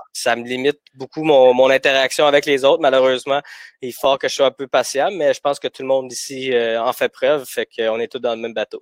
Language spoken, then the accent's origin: French; Gatineau, Quebec, Canada; also born or lived in Bucharest, Romania; J'ai grandi à Gatineau euh, jusqu'en secondaire 3